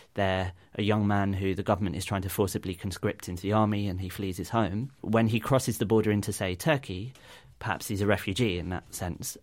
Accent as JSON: {"language": "English", "country": "United Kingdom", "said": "as British citizens"}